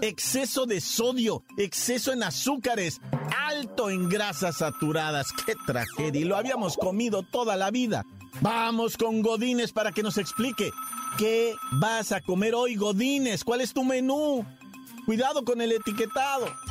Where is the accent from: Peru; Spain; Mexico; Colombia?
Mexico; Ciudad Juárez, Chihuahua; moved away; also born or lived in Oaxaca / Nuevo Casas Grandes; aunque soy de Oaxaca, yo también me crié allá en el norte, ¿verdad? en Chihuahua, en Ciudad Juárez, Nuevo Casas Grandes, Chihuahua